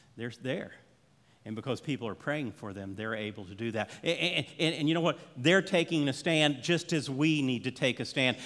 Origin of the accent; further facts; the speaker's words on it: Orlando, Florida, United States; we grew up in Orlando, Florida